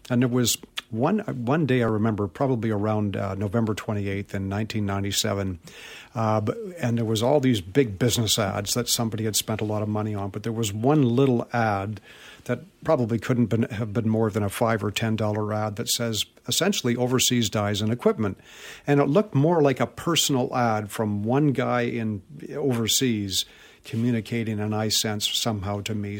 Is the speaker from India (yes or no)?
no; Vancouver, British Columbia, Canada; born or raised there